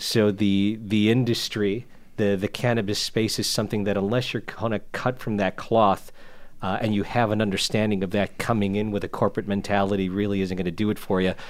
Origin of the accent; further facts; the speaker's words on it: United States; I myself being an American, I was raised by parents of Mexican descent